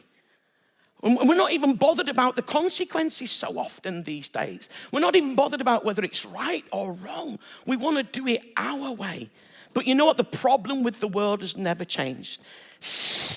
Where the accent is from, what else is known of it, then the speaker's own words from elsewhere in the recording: Bradford, Yorkshire and the Humber, United Kingdom; moved away; I'm originally from Bradford